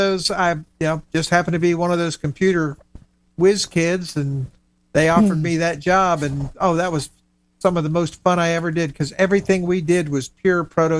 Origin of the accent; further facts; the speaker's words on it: Miami, Florida, United States; I grew up in Miami, and, you know, we lived at the beach